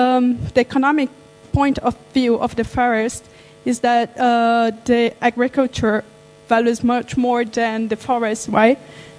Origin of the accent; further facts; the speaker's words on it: Brazil; moved away; I'm from Brazil.